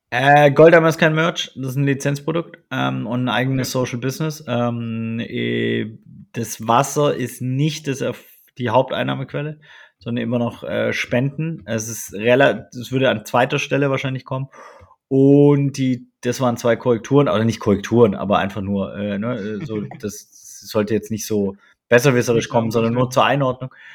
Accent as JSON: {"language": "German", "country": "Germany", "tie": "born or raised there", "said": "sind wir aber beide in Deutschland aufgewachsen"}